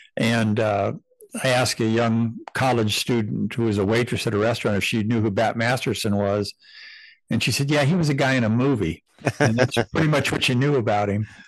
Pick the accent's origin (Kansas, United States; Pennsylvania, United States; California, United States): California, United States; I was born and raised in California for the most part